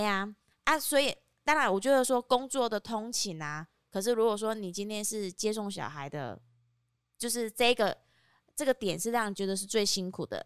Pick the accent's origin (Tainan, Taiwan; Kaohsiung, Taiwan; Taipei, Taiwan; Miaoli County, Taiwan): Kaohsiung, Taiwan; 虽然我身为高雄人